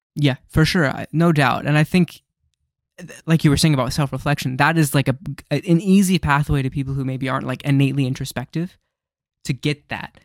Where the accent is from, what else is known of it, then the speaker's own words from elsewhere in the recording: United States; as an American